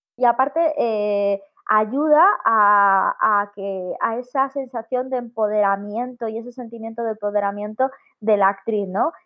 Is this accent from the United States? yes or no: no; Vigo, Galicia, Spain; moved away as an adult; yo soy de Vigo, llevo aquí un año, esto no es mi pueblo, pero vivo en un pueblo ahora mismo